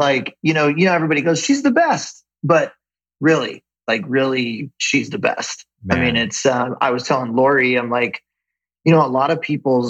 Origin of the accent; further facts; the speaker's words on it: Ventura, California, United States; We have two kids. All our family and friends are here. Like, what do you mean? We grew up in Ventura. Like, why would we leave, right?